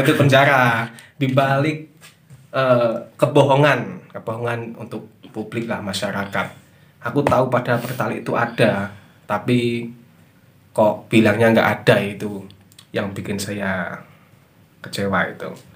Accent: Java, Indonesia; aslinya kan orang Jawa

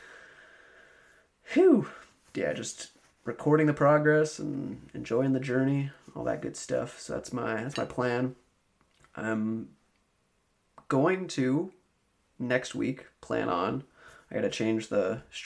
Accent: Albany, United States; Albany, where I'm from

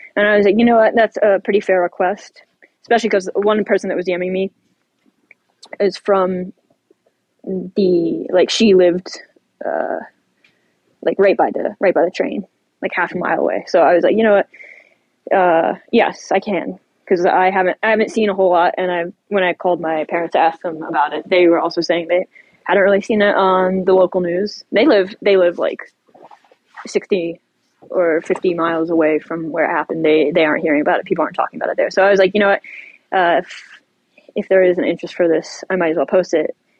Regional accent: Ohio, United States; I'm I'm from Ohio. My my uh, I grew up like 50 miles west of of East Palestine.

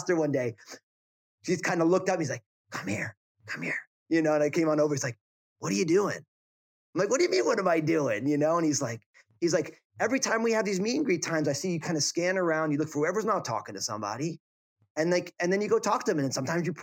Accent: New Jersey, United States; moved away as an adult; also born or lived in San Francisco Bay Area, California / Pacific Northwest; now in Portland, United States; I moved from my home state of New Jersey out to the West Coast

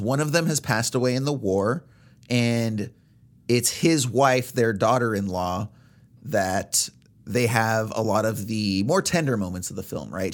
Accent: United States; as Americans

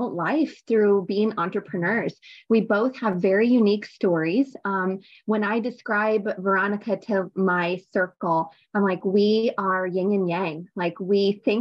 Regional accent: Wisconsin, United States; also born or lived in Middle Tennessee; now in La Vergne, Tennessee, United States; I'm actually from Wisconsin originally

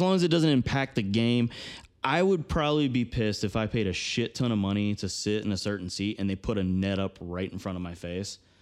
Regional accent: Georgia, United States; I'm, I'm from Georgia

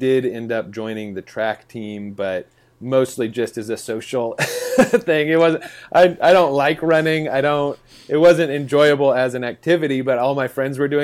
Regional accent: Lakewood, Colorado, United States; now in Nashville, United States; I grew up in a suburb of Denver, Colorado. So I say Denver. Technically, it's Lakewood

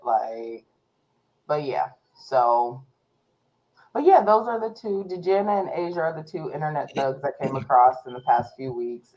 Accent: Warren, Ohio, United States; I was born in Warren, Ohio, in Trumbull County

